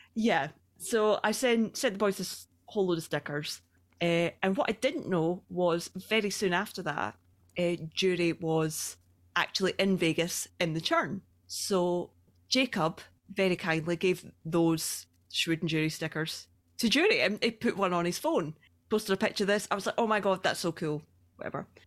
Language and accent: English; Scotland, United Kingdom; accent: Scottish; I'm from Scotland.